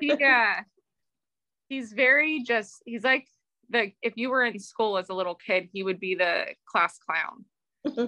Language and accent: English; Bakersfield, California, United States; I'm from Bakersfield, California, and I run a nonprofit horse rescue organization